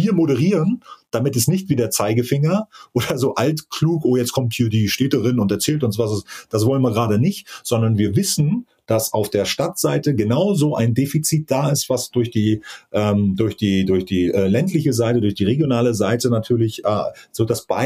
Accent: Mecklenburg-Vorpommern, Germany; Tatsächlich, wie gesagt, bin groß geworden auf Rügen und tatsächlich ist da auch mein Heimatstrand in Prora.

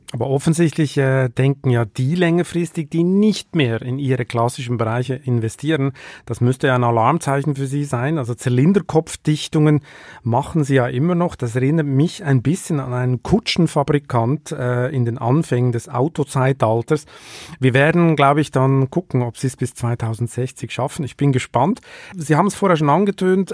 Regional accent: Switzerland; moved away

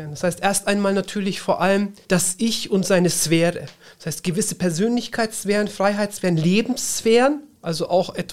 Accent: Nuremberg, Bavaria, Germany; Ich bin in Nürnberg geboren, bin dann dort auch aufs neunjährige musische Gymnasium

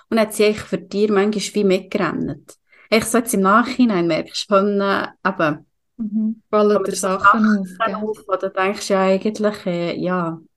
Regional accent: Aargau, Switzerland; Und ich als Aargauer richtig Glück gehabt.

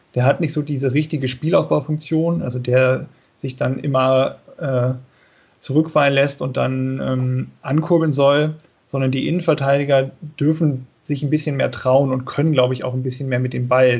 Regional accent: Lower Saxony, Germany; now in Bonn, Germany; ich komme eigentlich aus Niedersachsen.

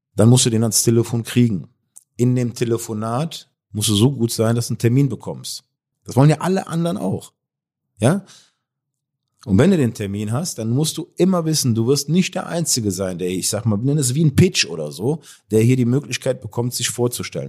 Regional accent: Cologne, North Rhine-Westphalia, Germany; Ich, ich komme aus, aus, aus Köln

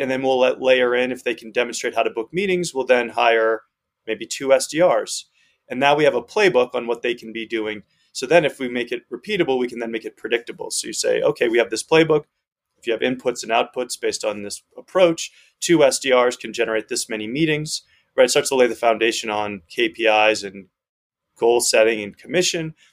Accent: Northeast United States, United States; moved away as an adult; also born or lived in Amsterdam; I grew up uh, in the Northeast United States

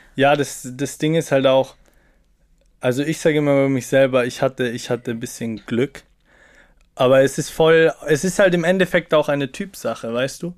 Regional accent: Salzburg, Austria; now in Vienna, Austria; Ich komme aus Salzburg, Kleinstadt, bin dort aufgewachsen mit elf Geschwistern leiblich.

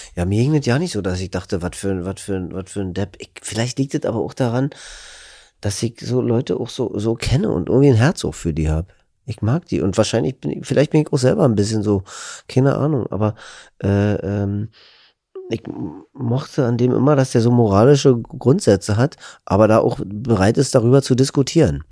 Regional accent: Berlin, Germany; accent: Berlinisch; als Berliner

